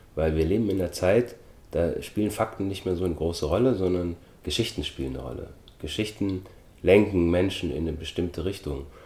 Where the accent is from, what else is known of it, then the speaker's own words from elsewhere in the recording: Germany; also born or lived in Austria; ich bin 1973 geboren worden in Österreich, bin dann mit sechs Jahren nach Deutschland gezogen.